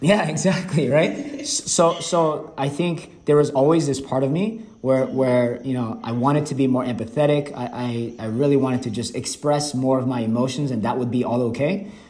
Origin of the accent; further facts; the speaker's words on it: Atlanta, Georgia, United States; English is a second language; moved away as an adult; also born or lived in Seoul, South Korea; now in Vietnam; growing up in Atlanta, Georgia